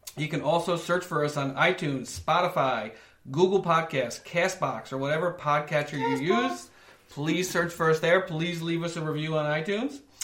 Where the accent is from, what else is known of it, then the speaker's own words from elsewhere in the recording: New York, United States; I grew up in New York